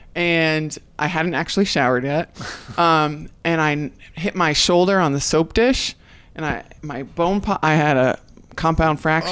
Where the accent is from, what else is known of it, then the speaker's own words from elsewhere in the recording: New England, United States; moved away as an adult; now in Orlando, United States; I'm from New England